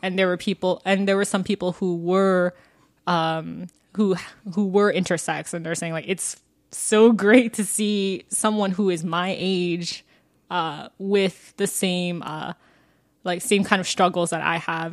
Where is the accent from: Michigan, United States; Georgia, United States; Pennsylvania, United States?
Georgia, United States; Fulton County; I'm from Georgia, and even though, um, I'm from Fulton County, like, which is, like, the same county as Atlanta pretty much